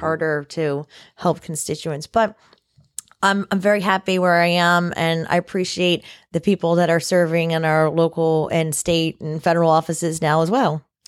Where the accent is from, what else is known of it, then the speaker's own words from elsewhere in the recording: Indiantown, Florida, United States; I grew up in Indian Town, Florida, which is the far, farthest west that you can get probably in Martin County